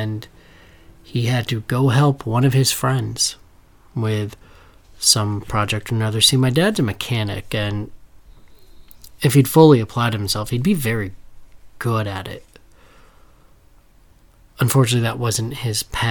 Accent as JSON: {"language": "English", "town": "Danbury", "region": "Connecticut", "country": "United States", "tie": "born or raised there", "said": "I grew up in Danbury, Connecticut"}